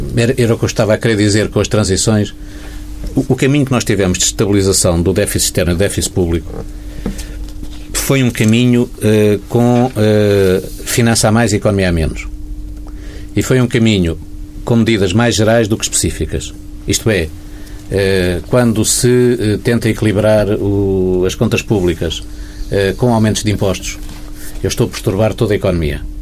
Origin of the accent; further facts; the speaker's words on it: Portugal; como portugueses